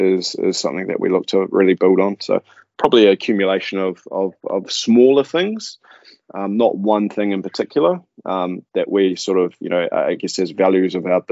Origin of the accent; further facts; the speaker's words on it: Manawatū-Whanganui, New Zealand; As a family, we grew up sort of all over the show. We're farmers, so mum and dad were farmers.